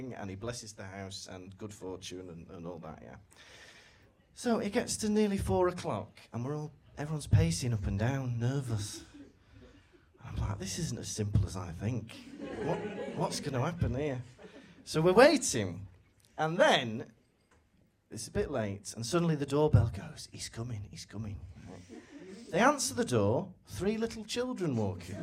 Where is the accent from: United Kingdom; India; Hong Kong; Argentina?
United Kingdom; I am from Britain